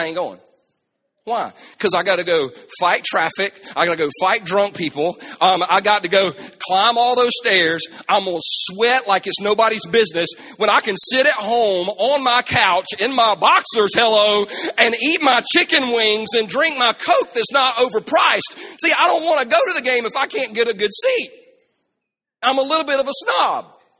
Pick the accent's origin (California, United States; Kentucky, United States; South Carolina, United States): South Carolina, United States; Now, we're from South Carolina. We ain't never been in no violent earthquake. Never. Never. That we had. Y'all remember the earthquake we had like 2 years ago? You remember in South Carolina?